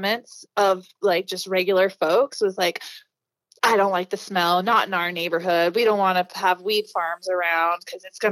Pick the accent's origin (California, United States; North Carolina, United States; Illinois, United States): California, United States; moved away as an adult; now in Spokane, United States; I spent most of my life in California.